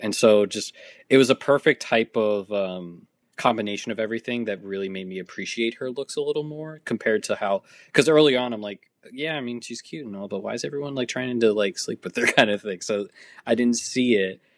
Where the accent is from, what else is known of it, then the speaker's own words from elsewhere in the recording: Massachusetts, United States; I'm from Massachusetts